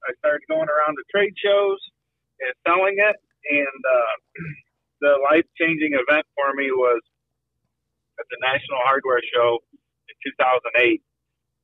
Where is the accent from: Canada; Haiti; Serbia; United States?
United States; Hicksville, Ohio; I'm from Hicksville my whole life. I graduated high school in 1997.